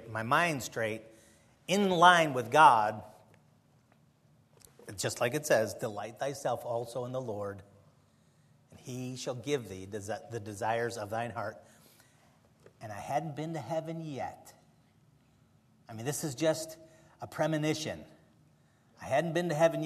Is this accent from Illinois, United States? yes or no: yes; Chicago, Illinois, United States; moved away; also born or lived in the South; I'm from Chicago, and here I am in the South